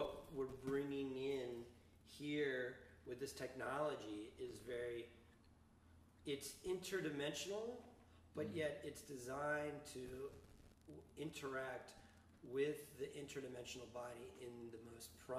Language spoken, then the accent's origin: English; New Jersey, United States; moved away as an adult; now in Colorado, United States; I'm from New Jersey.